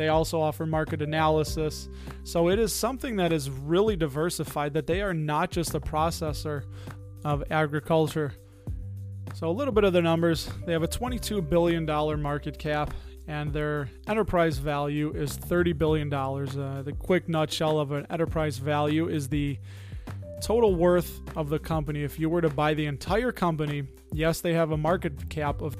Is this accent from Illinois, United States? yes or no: yes; Chicago, Illinois, United States; my hometown, my sweet home, Chicago.